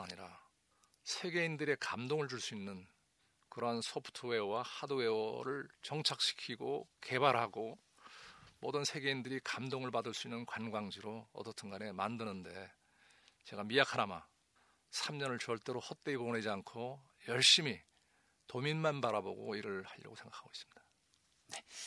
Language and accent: Korean; Jeju, South Korea; 내 고향, 내 제주가 풍요로운 지역이 되도록